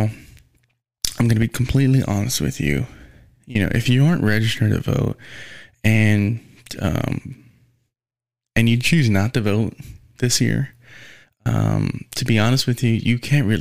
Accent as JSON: {"language": "English", "country": "United States", "said": "as an American"}